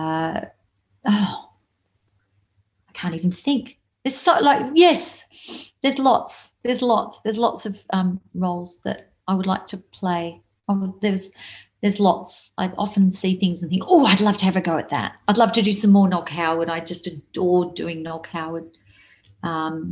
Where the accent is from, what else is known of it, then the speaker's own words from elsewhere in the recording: Melbourne, Victoria, Australia; I'm a Melbourne girl, the Maya Music Bowl holds memories for me. I went there when I was a kid to see people